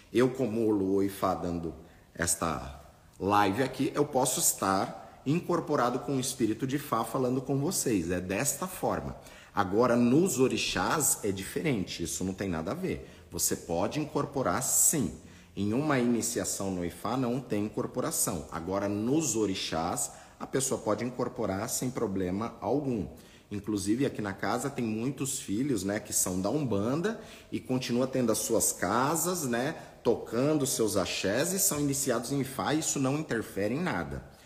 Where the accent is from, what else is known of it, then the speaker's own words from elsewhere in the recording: Brazil; nós nascemos aqui no Brasil